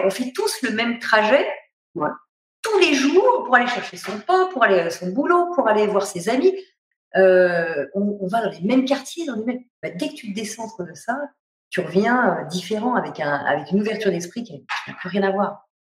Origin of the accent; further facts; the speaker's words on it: Paris, Île-de-France, France; je suis parisienne